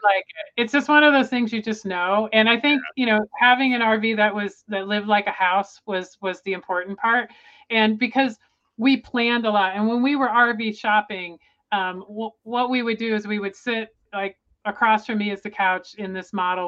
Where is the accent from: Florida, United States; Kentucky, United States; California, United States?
Florida, United States; Tampa; moved away; I grew up in Florida in the Tampa Bay area